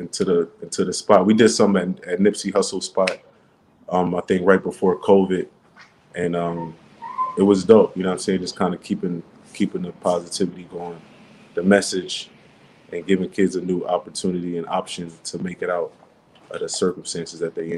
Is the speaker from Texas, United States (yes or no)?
no; Philadelphia, Pennsylvania, United States; Some people don't even think I'm from Philadelphia. They think I'm from L.A.